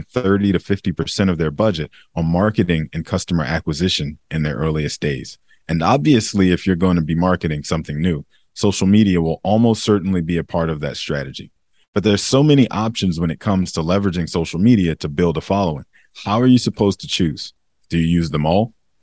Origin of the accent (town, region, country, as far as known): United States